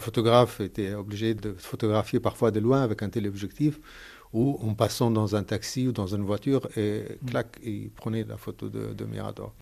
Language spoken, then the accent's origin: French; Gaza, Gaza Strip, Palestine; moved away; Je suis palestinien de Gaza